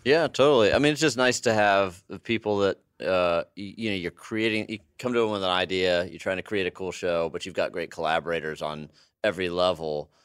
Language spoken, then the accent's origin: English; United States; also born or lived in Texas; I grew up in Arkansas and Texas